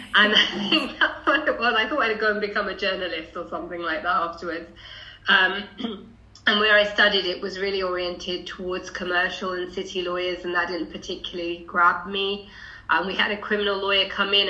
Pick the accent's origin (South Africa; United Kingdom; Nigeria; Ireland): United Kingdom; London; I grew up in Haringey, went on to a right-on left-wing girl school in Haringey